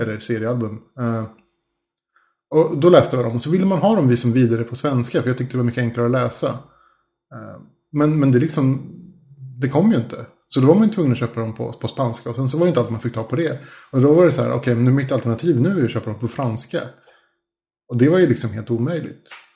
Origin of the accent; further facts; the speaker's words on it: Spain; now in Sweden; när jag var liten och bodde i Spanien